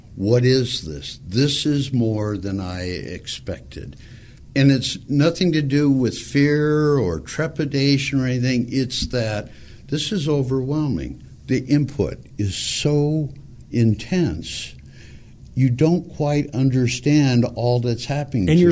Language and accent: English; Montebello, California, United States; I grew up in Montebello, California, went to a Catholic school for eight years